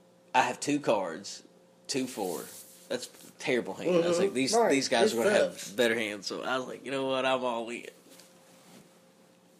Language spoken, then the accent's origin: English; Kentucky, United States; I'm from Kentucky